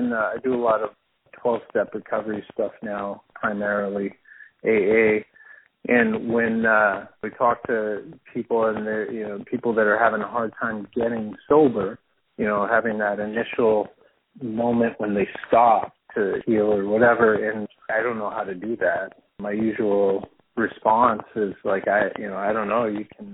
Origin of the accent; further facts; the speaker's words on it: New Mexico, United States; moved away as an adult; now in Bloomington, United States; I'm from New Mexico. That's where I grew up